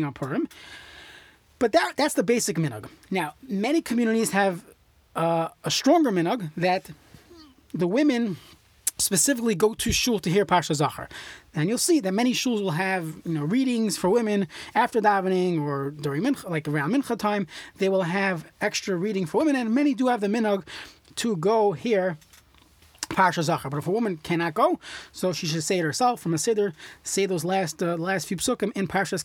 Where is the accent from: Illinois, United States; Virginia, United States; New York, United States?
New York, United States; growing up in New York